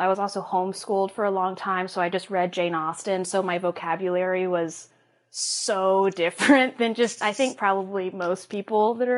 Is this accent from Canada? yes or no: no; Peru; now in New York, United States; And that's where I went to all of high school, and then I moved to New York a couple years ago.